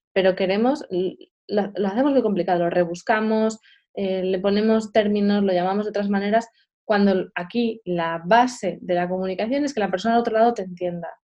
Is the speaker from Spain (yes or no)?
yes; Madrid, Community of Madrid, Spain; yo soy de Madrid